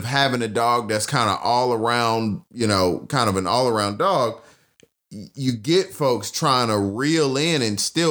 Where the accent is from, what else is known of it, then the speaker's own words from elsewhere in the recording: the South, United States; both of us are from the South.